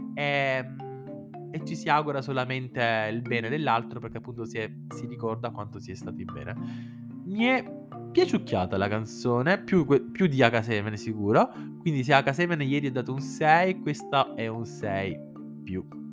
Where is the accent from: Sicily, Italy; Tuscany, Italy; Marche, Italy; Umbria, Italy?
Sicily, Italy; sono siciliano